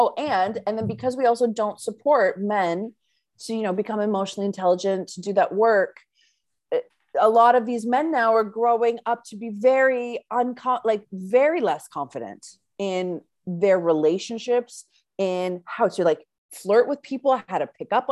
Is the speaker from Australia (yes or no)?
no; Canada; accent: Canadian; my like Canadian accent